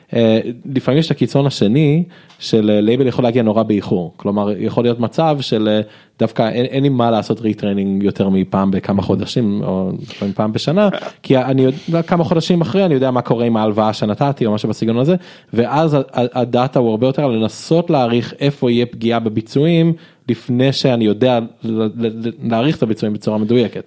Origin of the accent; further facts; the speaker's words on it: Israel; also born or lived in United States / Jerusalem; נולדתי בארצות הברית באמת, אתם יכולים לזהות לפי השם, בגיל חמש עליתי לארץ